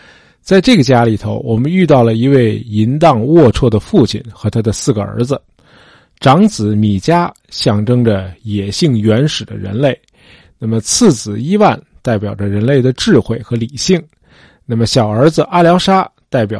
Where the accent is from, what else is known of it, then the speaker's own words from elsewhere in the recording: China; 我们中国人因为宗教观念很淡薄啊，